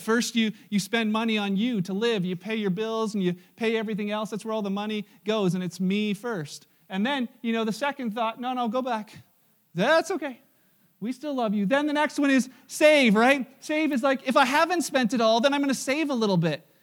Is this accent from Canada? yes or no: yes; Canada; we're Canadian